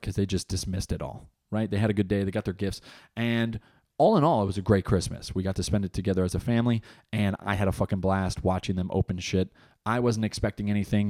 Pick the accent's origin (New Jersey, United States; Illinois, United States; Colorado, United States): New Jersey, United States; moved away as an adult; now in North Carolina, United States; I was born in Jersey, Jersey raised. I'm plotted here in North Carolina because of my job